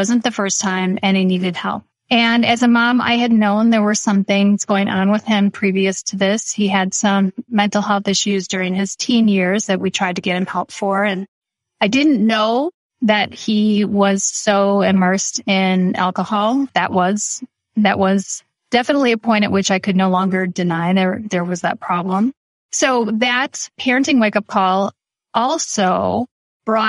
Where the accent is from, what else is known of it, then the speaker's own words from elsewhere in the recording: Midwest, United States; I was born and raised in the Midwest